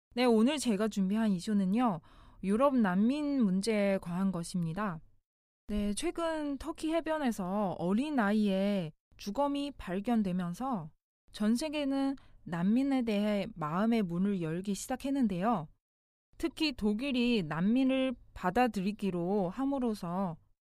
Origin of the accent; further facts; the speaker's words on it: China; now in South Korea; 중국에서 온 저